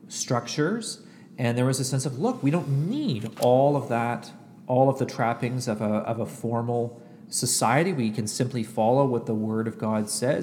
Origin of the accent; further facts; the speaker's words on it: Canada; also born or lived in United States; now in Ottawa, Canada; I am a Canadian who went to seminary in the United States